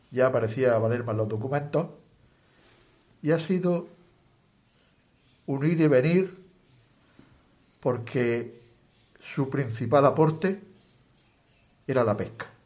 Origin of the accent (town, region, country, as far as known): Balerma, Andalusia, Spain